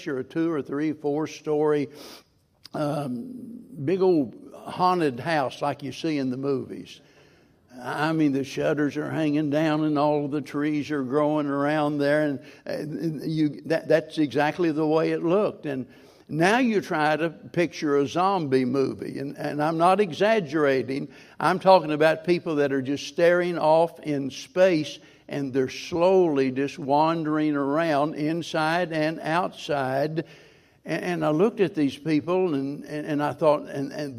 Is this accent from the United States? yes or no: yes; Springfield, Missouri, United States; being born and raised in Springfield